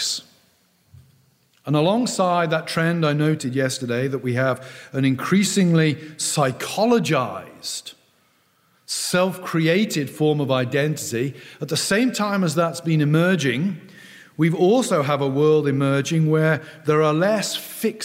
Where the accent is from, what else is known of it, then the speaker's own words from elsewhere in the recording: South West England, United Kingdom; I grew up in the West Country of England, a fairly rural place